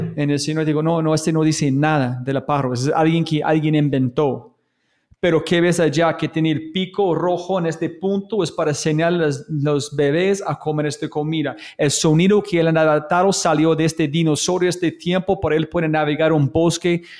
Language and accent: Spanish; United States; yo como gringo